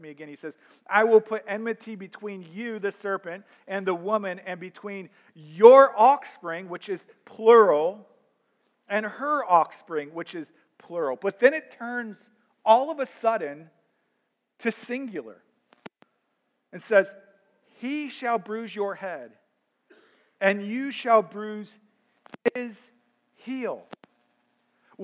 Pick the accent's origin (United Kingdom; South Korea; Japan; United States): United States; St. Louis, Missouri; I grew up in St. Louis, and for much of my childhood, we only had two professional teams in St. Louis.